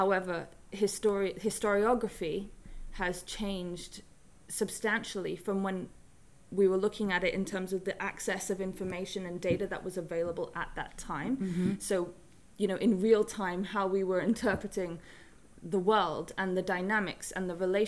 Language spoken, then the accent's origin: English; Hong Kong; also born or lived in Bahamas; the third culture kid growing up in Hong Kong, being born in the Bahamas, and my mother's from the Bahamas and my dad is English.